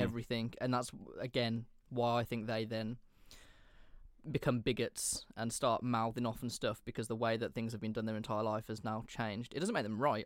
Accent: England, United Kingdom; As an Englishman

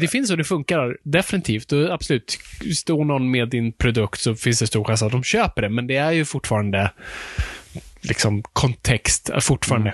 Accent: Sweden; Vi, vi kommer från en helt annan kulturtradition

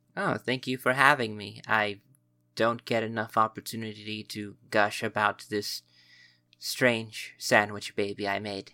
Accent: United States; we are American

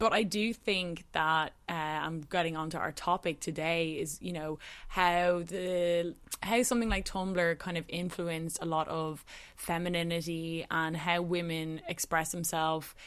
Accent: Dublin, Leinster, Ireland; I grew up in Dublin City, which is like a small city by cities

